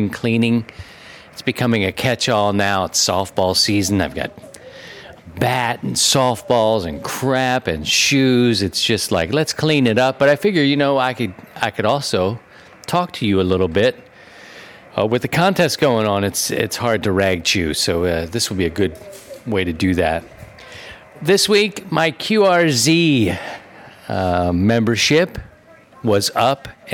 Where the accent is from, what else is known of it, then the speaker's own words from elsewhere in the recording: Baltimore, Maryland, United States; also born or lived in Philadelphia; I'm from Baltimore, from a city